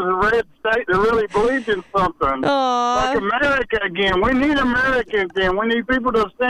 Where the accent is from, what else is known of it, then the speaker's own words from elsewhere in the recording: North Carolina, United States; I'm from North Carolina.